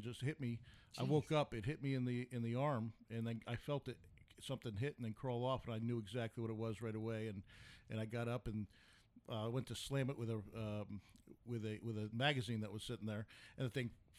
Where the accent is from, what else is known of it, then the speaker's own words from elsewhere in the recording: New York, United States; now in Arizona, United States; I'm from New York